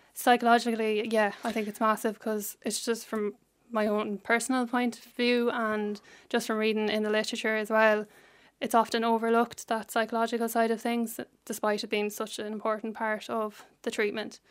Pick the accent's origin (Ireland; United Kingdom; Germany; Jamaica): Ireland; Cullohill, Laois; I'm from Leash